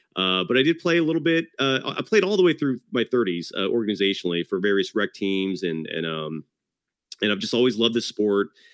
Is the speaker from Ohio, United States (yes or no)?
no; Bay Area, California, United States; also born or lived in Novato, California / Fremont, California / Hayward, California / Newark, California; I'm a born and raised Bay Arian